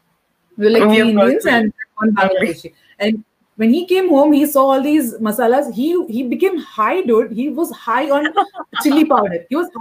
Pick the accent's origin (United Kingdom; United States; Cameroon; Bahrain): Bahrain; I was not very familiar because I was brought up in Bahrain.